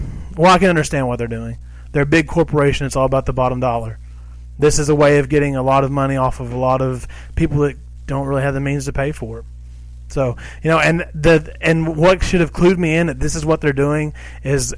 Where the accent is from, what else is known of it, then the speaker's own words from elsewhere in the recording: Kentucky, United States; We're from Kentucky